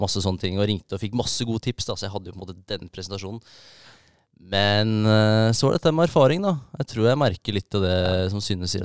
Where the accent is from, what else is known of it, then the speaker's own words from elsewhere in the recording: Minnesund, Akershus, Norway; moved away as an adult; also born or lived in Årnes / Kløfta; now in Bodø, Norway; vokste jeg opp eh, på Minnesund, rett ved Eidsvoll